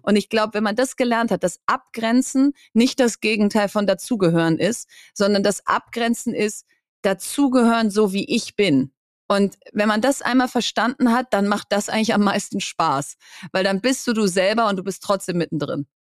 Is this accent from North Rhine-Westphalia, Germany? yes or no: yes; Bielefeld, North Rhine-Westphalia, Germany; also born or lived in Hamburg; now in Berlin, Germany; in Hamburg geboren, aber in Bielefeld aufgewachsen. Und wenn du mich fragst, äh, wo kommst du her, sage ich, ich bin Bielefelderin